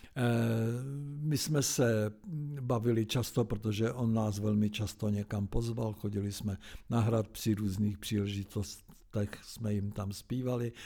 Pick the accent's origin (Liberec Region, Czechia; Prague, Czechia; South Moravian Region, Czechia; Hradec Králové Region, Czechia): Prague, Czechia; Zbraslav; also born or lived in Lahovice; když jsem chodil do Zbraslavy